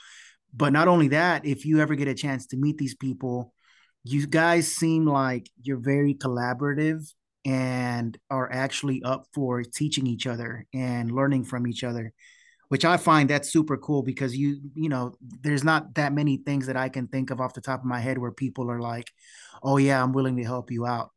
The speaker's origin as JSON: {"language": "English", "town": "Houston", "region": "Texas", "country": "United States", "tie": "born or raised there", "said": "we're from Houston"}